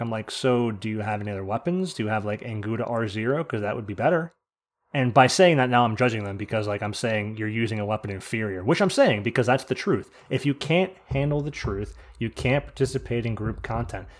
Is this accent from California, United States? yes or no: no; New Jersey, United States; I'm from New Jersey